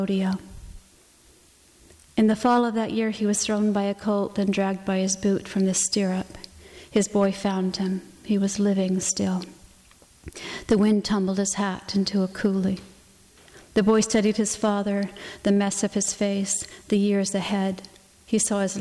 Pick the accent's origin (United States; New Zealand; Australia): United States; the West; I grew up in the West